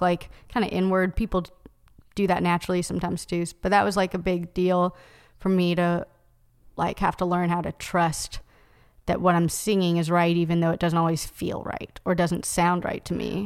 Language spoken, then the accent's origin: English; Knoxville, Tennessee, United States; now in Nashville, United States; I grew up in Knoxville